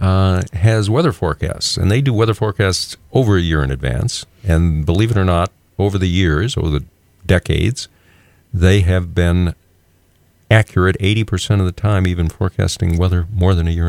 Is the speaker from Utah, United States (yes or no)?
no; Texas, United States; moved away as an adult; also born or lived in Virginia; I am a native Texan